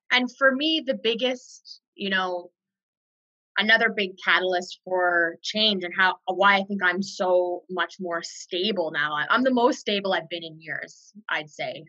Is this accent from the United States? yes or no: no; far northwest British Columbia, Canada; moved away; I grew up in a really unique part of Canada. It's very remote. It's on the border of Alaska and far northwest British Columbia.